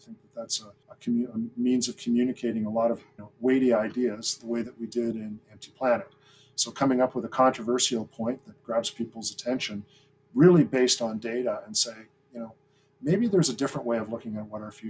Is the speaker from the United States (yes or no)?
no; Greenwood, Nova Scotia, Canada; now in Toronto, Canada; And I consider the place that I grew up Greenwood in the Annapolis Valley, where my dad was stationed. So I lived there, my wonder years I lived there.